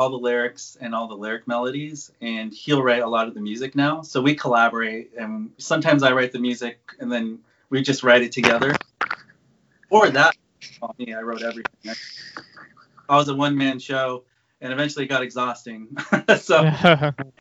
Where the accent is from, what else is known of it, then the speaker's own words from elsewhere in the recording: Anaheim, California, United States; I live an hour from Disneyland here. I'm from Anaheim